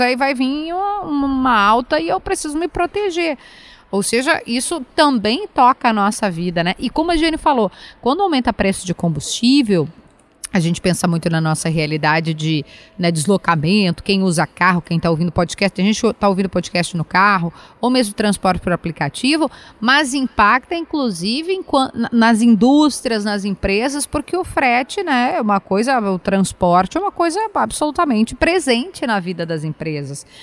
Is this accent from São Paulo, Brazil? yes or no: no; Rio Grande do Sul, Brazil; eu sou do Rio Grande do Sul, sim, eu sou gaúcha